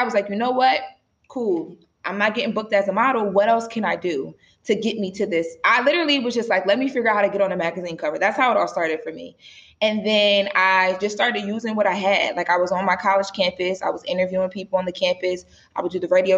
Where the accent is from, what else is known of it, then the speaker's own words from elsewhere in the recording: Wilmington, Delaware, United States; now in Los Angeles, United States; I'm from Wilmington, Delaware, which is pretty far from LA.